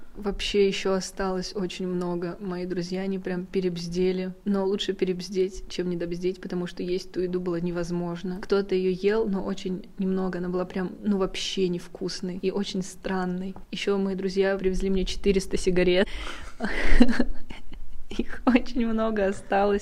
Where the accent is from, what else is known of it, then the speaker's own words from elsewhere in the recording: Ufa, Bashkortostan, Russia; я из Уфы